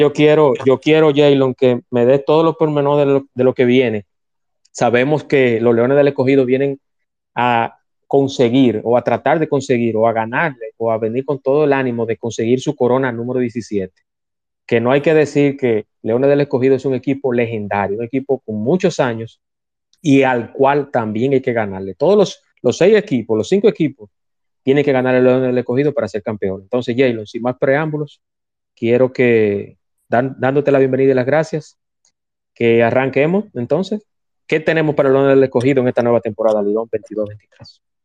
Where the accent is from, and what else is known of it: Dominican Republic